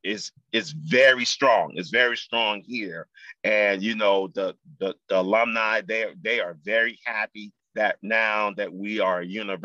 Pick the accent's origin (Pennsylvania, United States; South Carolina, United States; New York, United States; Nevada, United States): South Carolina, United States; Charleston; now in Columbia, United States; I am originally from Charleston, South Carolina.